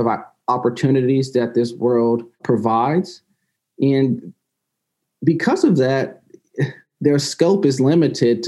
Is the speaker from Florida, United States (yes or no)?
no; Valdosta, Georgia, United States; As a child growing up in Valdosta, Georgia